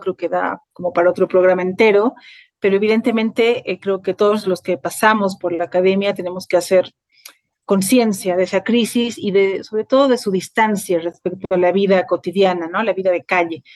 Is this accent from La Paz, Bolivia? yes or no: yes; La Paz, Bolivia; also born or lived in Mexico; nací en La Paz, Bolivia. Ahí estudié mi licenciatura en literatura latinoamericana y ahí vivo desde 2005